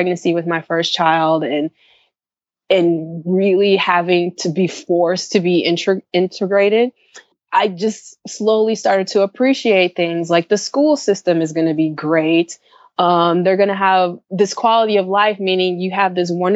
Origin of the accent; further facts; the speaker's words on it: Chicago, Illinois, United States; moved away as an adult; now in Zurich, Switzerland; I'm from Chicago